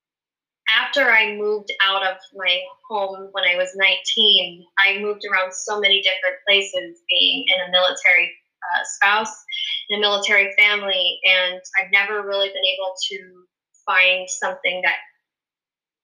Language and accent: English; Pennsylvania, United States; moved away as an adult; now in Virginia Beach, United States; I grew up in Pennsylvania